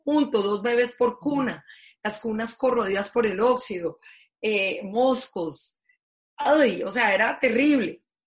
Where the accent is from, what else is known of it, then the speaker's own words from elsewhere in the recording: Colombia; como decimos en Colombia